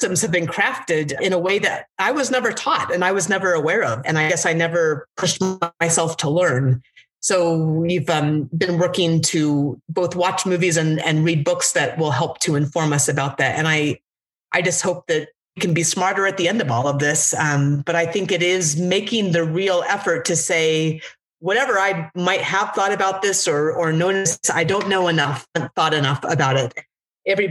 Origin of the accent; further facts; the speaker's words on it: Alaska, United States; also born or lived in Washington State; now in Washington, United States; I grew up in Alaska